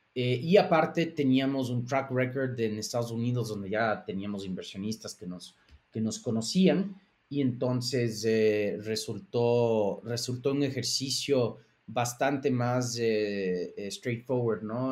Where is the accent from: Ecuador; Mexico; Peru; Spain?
Ecuador; moved away; also born or lived in Boston / New York; mi, socio Aaron y yo somos, ah, somos ecuatorianos